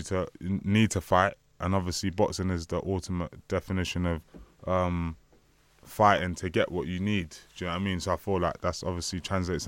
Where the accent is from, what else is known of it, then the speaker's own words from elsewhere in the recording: London, United Kingdom; I grew up in Hackney